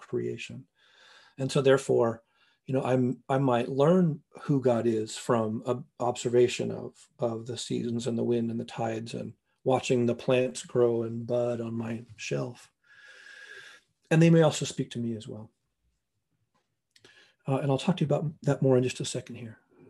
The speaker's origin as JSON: {"language": "English", "region": "Northwest Montana", "country": "United States", "tie": "born or raised there", "moved": "yes", "lives_now": "North Bend, United States", "said": "I grew up in Northwest Montana"}